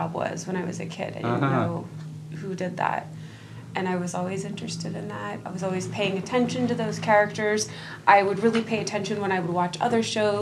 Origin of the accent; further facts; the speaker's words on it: Dallas, Texas, United States; moved away; I grew up in Dallas, like right off in North Dallas